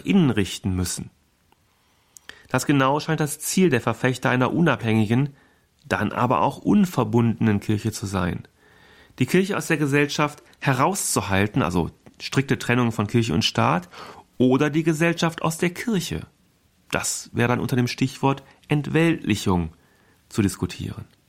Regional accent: Germany; bei uns in Deutschland

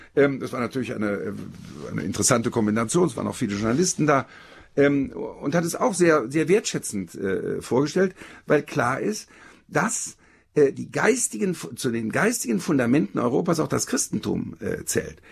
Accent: Germany; Ich bin gerade als Deutscher

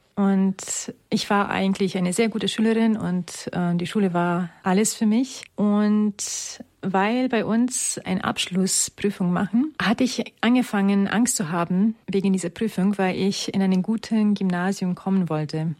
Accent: Romania; moved away; ich komme ursprünglich aus Rumänien

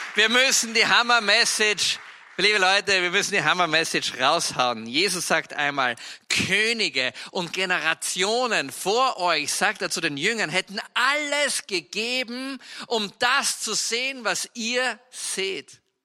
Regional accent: Styria, Austria; ich bin ja Steirer und Steirer sind von Natur aus, also Steirer ist ein kleines Bundesland in der Alpenrepublik Österreich

